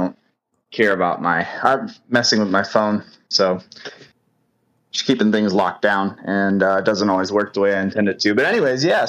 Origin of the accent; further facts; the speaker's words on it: United States; now in Virginia, United States; me as an American